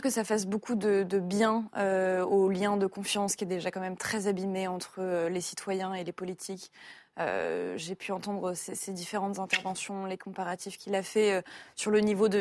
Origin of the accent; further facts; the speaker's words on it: Paris, Île-de-France, France; en tant que Parisienne